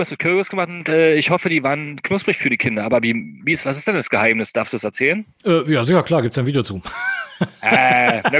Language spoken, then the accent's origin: German; East Germany, Germany; ich komme ja ursprünglich aus dem Osten und äh, bin quasi in der, dieser Wendezeit auch groß geworden